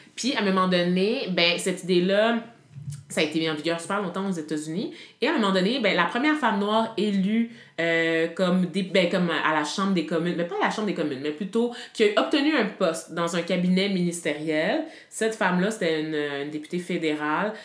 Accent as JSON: {"language": "French", "region": "Quebec", "country": "Canada", "tie": "born or raised there", "said": "je suis fière d'être une Québécoise d'origine haïtienne"}